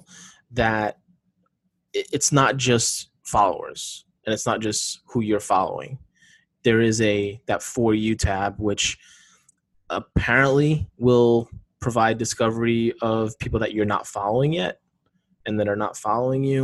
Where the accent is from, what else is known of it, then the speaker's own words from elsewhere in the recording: East Coast, United States; now in West Coast, United States; I'm from the East Coast